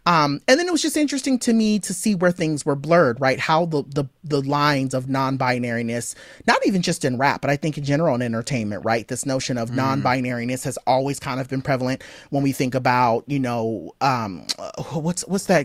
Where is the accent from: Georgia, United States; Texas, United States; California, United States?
California, United States; Southern; I grew up in SoCal